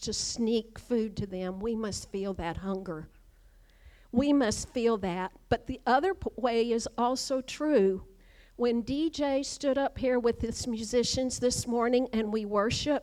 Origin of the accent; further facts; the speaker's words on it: Kentucky, United States; moved away; growing up in Kentucky, just a few miles from right here